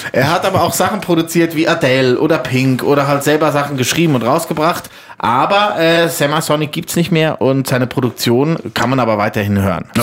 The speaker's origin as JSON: {"language": "German", "country": "Switzerland", "said": "Bei uns in der Schweiz"}